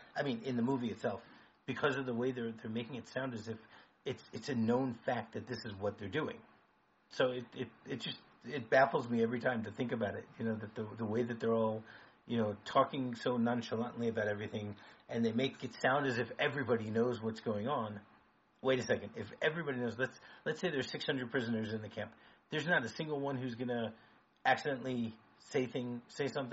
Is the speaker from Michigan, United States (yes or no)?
yes; Michigan, United States; I grew up in Michigan.